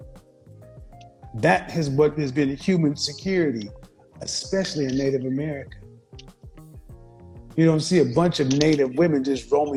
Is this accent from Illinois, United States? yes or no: no; Oklahoma, United States; I'm from Oklahoma.